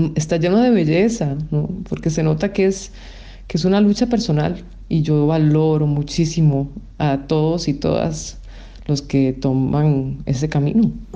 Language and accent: Spanish; Costa Rica; moved away as an adult; yo crecí y nací en Costa Rica